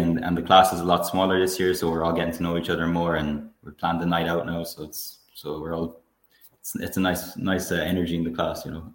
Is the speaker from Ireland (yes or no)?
yes; Tuam, Connacht, Ireland; also born or lived in Galway City; I grew up in Tuam in Galway, County Galway in Ireland. I'm currently living in Galway City.